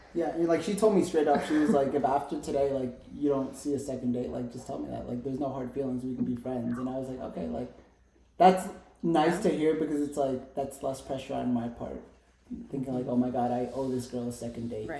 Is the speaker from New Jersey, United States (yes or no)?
yes; New Jersey, United States; now in Tucson, United States; I'm from Jersey